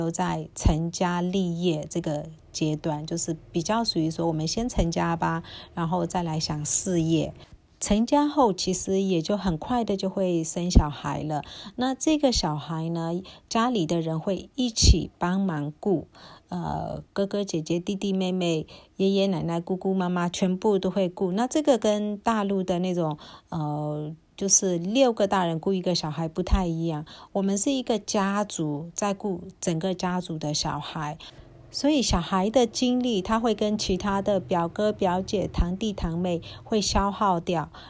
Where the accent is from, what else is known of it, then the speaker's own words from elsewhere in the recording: Myanmar; 我们缅甸人之所以能够比较早婚，当然也是因为有一个蛮粘着的家庭、家族的观念。